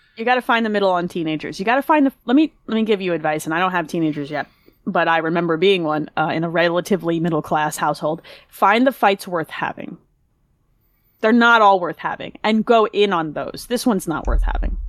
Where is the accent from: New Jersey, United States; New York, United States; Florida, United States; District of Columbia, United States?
New Jersey, United States; I grew up in New Jersey